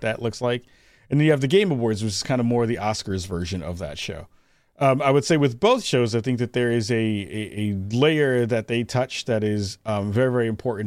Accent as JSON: {"language": "English", "town": "New York City", "region": "New York", "country": "United States", "said": "I'm originally from the Bronx, uh, Bronx, New York"}